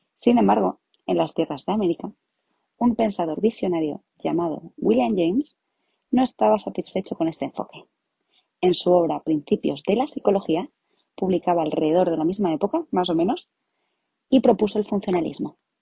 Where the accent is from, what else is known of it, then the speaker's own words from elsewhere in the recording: Madrid, Community of Madrid, Spain; soy psicóloga. Me especialicé en psicología clínica y también soy de Madrid